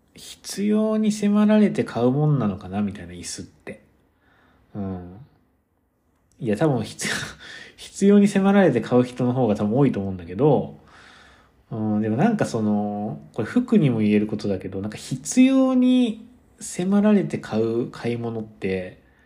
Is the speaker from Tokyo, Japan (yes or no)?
no; Kyoto, Japan; now in United States; 僕結構出身が京都だから